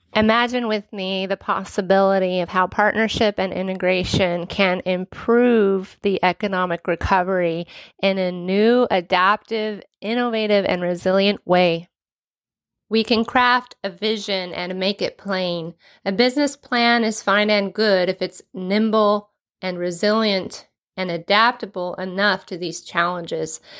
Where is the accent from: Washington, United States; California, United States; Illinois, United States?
Washington, United States; Renton; born and raised in the Pacific Northwest, lived in the city of Renton, courtesy the West Hill since I was eight years old.